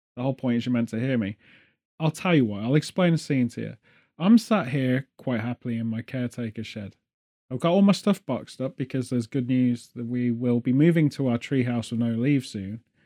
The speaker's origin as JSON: {"language": "English", "region": "England", "country": "United Kingdom", "said": "as well as the British, we're all"}